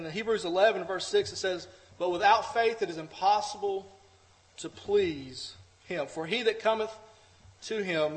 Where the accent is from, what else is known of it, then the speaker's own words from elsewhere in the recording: United States; We as American Christians